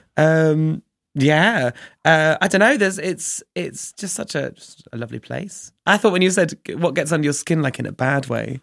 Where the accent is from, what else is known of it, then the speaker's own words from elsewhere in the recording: Chichester, South East England, United Kingdom; now in Brighton, United Kingdom; I grew up in a small town called Chichester